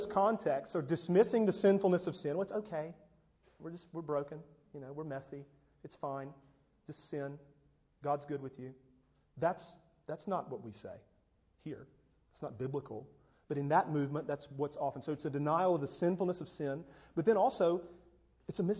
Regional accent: United States; American evangelicals, American Protestant

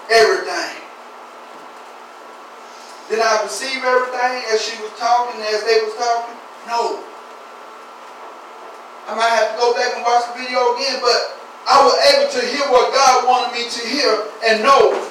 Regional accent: United States

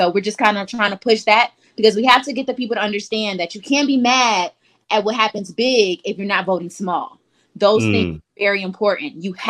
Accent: Detroit, Michigan, United States; now in Huntsville, United States; I'm from Detroit.

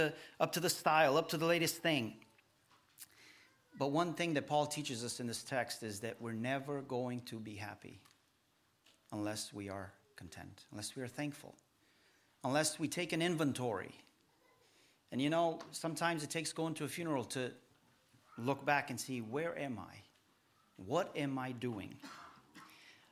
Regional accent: Romania; now in United States; we are Romanian and we are the Romanian people in America

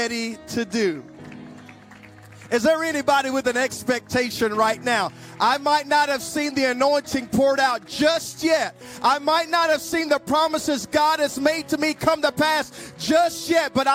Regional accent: United States; also born or lived in Louisiana / South Mississippi; we're from Louisiana and South Mississippi.

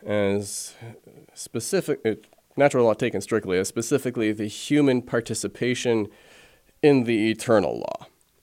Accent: Italy; So I was born abroad in Italy. We went back there when I was two, stayed there while my dad was doing his first philosophy and then theology studies

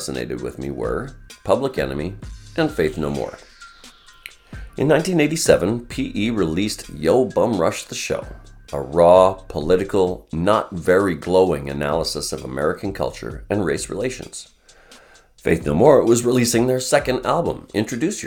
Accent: Vancouver, British Columbia, Canada; I was born and raised in Vancouver, British Columbia

